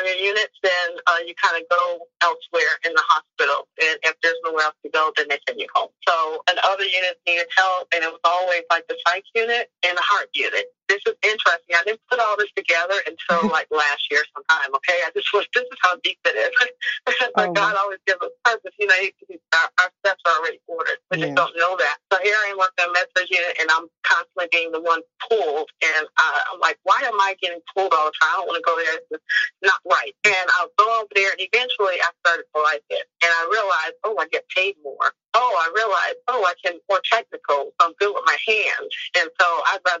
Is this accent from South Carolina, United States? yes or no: yes; Charleston, South Carolina, United States; born or raised there; moved away as an adult; also born or lived in Norfolk, Virginia; now in Wilmington, United States